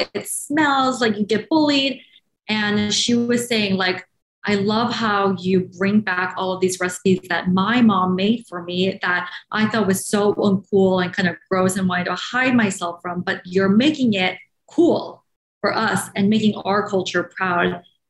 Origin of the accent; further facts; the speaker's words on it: Shanghai, China; English is a second language; moved away as an adult; now in United States; after growing up in Shanghai, my whole life, then came here for college in the US. And that was my first time ever in the United States.